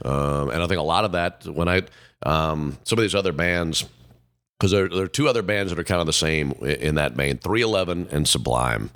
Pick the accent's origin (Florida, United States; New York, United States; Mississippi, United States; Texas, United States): Mississippi, United States; how I grew up in Mississippi